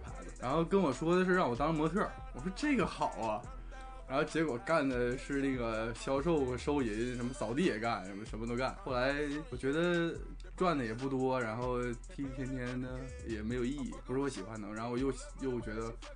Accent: Jilin, China; moved away as an adult; now in Shanghai, China; 我来自东北吉林，吉林省，吉林市啊唯一一个省市出名的地方

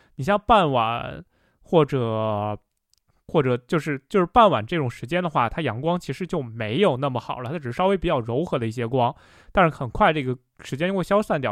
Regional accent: the Northwest, Northwest China, China; 我本身也是在西北长大的

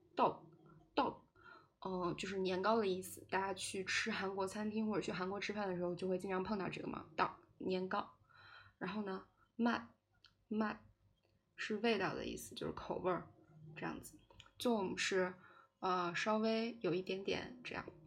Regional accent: China; 我是个中国人

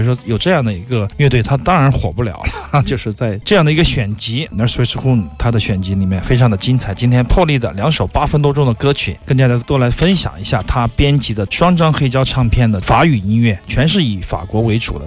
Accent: Hunan, China; 在我们的那个湖南省，可能有 二十多个地区的人互相听不懂对方的语言

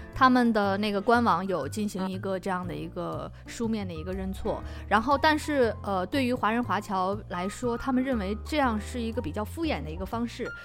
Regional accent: China; moved away as an adult; now in Amsterdam, Netherlands; 因为我是中国人

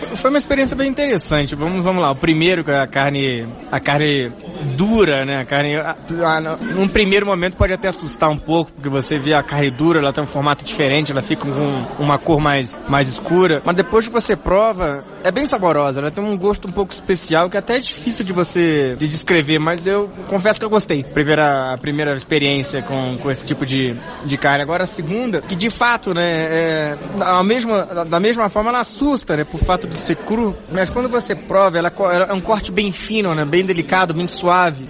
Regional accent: Brazil; moved away as an adult; now in Beijing, China; eu sou brasileiro

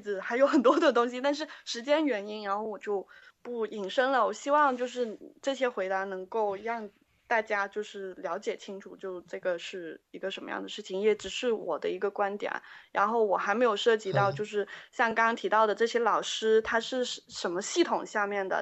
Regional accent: Guangzhou, Guangdong, China; moved away; also born or lived in Beijing; 我来自广嗯。州

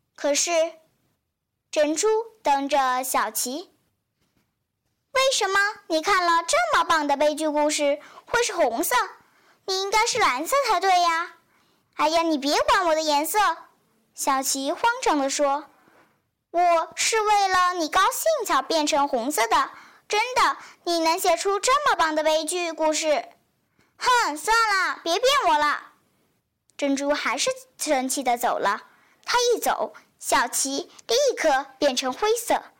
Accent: Liuzhou, Guangxi, China; 来自广西柳州

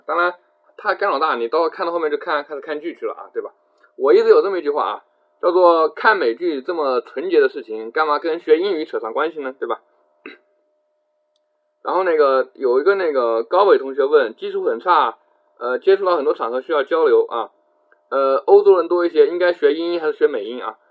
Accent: Jiangxi, China; 我是江西人啊，我江西人啊

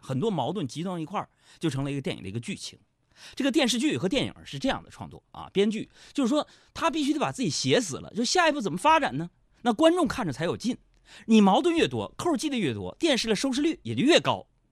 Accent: Nong'an, Jilin, China; moved away; 我们东北老家农安县

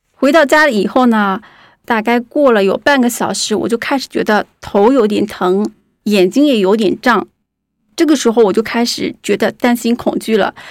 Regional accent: Guangzhou, Guangdong, China; 我是一个八零后，我来自广州，目前是一个自由职业者

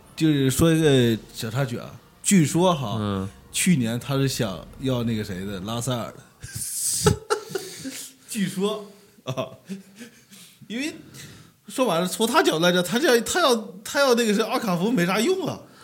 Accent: China; 我可能作为一个，就是土生土长的中国人

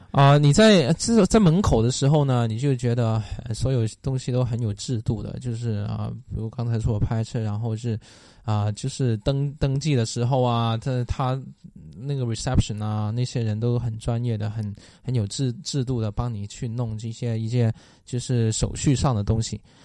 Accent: Guangdong, China; moved away; 我是广东来的吧

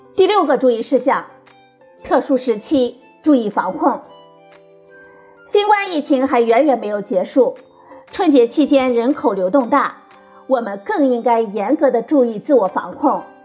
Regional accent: China; 我们中国人

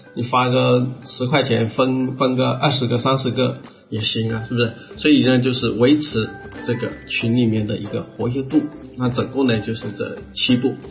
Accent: Ganzhou, Jiangxi, China; 我老家是江西赣州那边，是不是？那我们再小一点是南康啊

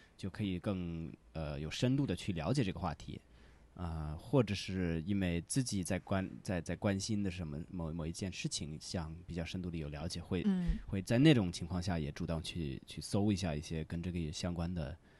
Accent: United States; Chinese is a second language; moved away; 我是美国人

